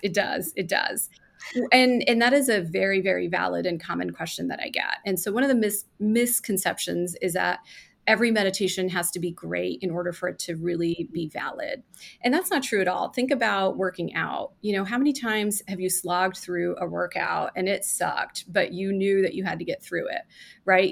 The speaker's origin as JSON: {"language": "English", "country": "India", "tie": "born or raised there", "moved": "yes", "said": "I was born in India. And I lived with my grandmother"}